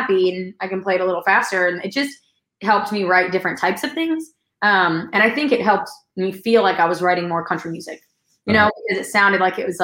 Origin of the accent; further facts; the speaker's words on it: New York, United States; I'm from New York, but I was living in New York at the time